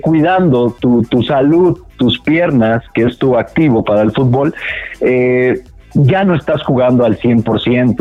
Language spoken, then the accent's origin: Spanish; Mexico; como mexicanos